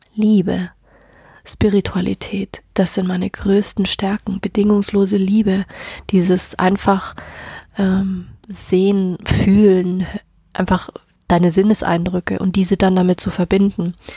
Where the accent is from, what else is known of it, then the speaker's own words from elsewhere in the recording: Bavaria, Germany; bei uns in Deutschland, also auch speziell in Bayern